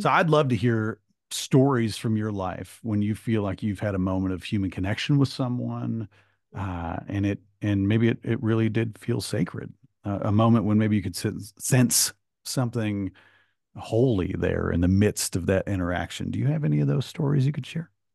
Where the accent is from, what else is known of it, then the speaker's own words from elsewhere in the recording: Michigan, United States; moved away; I'm from Michigan originally